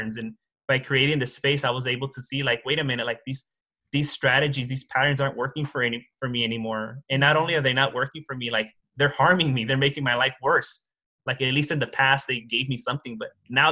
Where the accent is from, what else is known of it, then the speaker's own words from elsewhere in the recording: Los Angeles, California, United States; I grew up in Hollywood and I went to Hollywood High School